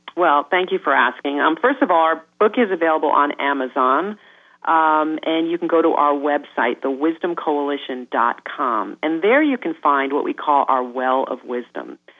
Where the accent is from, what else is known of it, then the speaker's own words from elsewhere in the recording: New York, United States; I am a New Yorker